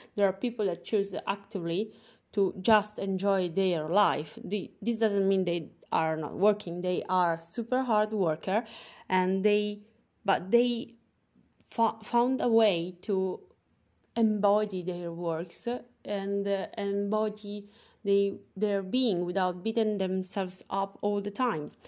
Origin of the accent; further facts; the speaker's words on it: Italy; accent: Italian; English is a second language; I am from Italy, as you can hear from my funny accent. And yes, I'm speaking English